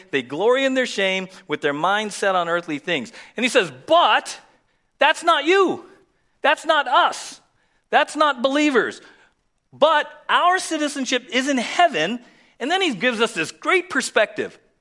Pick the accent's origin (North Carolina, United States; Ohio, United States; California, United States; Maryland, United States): California, United States; San Diego; We were born and raised in the States